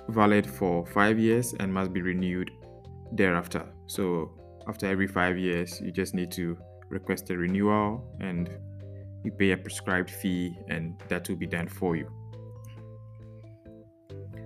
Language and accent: English; Ghana; now in Netherlands; I'm a Ghanaian and presently living in the Netherlands